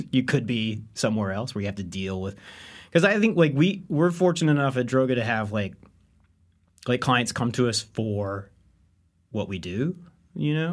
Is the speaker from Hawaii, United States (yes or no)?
no; Owensboro, Kentucky, United States; I'm from Owensboro, Kentucky, uh, which is the third largest city in Kentucky